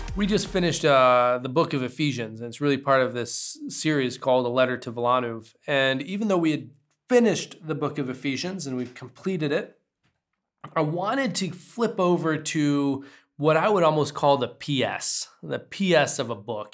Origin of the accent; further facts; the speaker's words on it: United States; as an American with a sensitive spirit